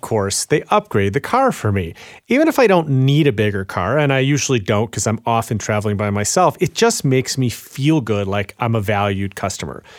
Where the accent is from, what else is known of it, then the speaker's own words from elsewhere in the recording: Chicago, Illinois, United States; I'm from Chicago